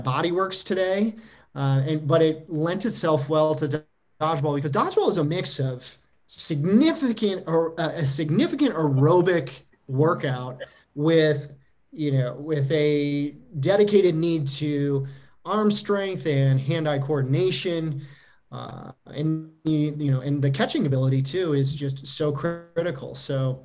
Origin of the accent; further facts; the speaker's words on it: Macomb County, Michigan, United States; now in Los Angeles, United States; in my community league growing up in Michigan in Macomb County, we'd play in city leagues